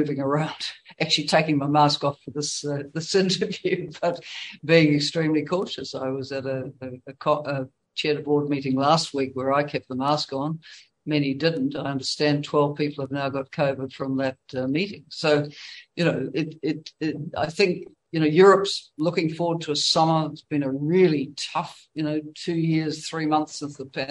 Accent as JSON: {"language": "English", "country": "New Zealand", "said": "as a New Zealander"}